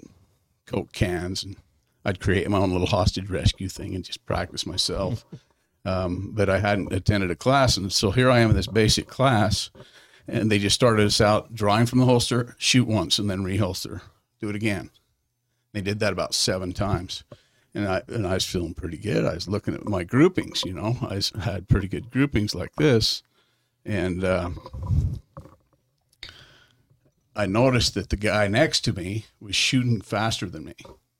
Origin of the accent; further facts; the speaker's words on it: Payson, Utah, United States; also born or lived in Oregon / Nebraska; I grew up in Payson